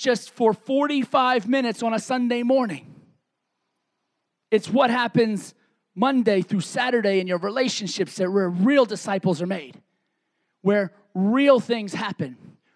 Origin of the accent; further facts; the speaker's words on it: New York City, New York, United States; moved away; I grew up in a city called Staten Island, New York